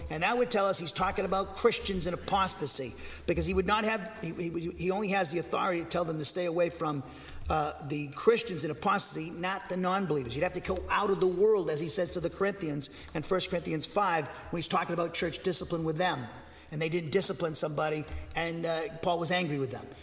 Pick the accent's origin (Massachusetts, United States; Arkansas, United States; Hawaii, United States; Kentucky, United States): Massachusetts, United States; I grew up in Massachusetts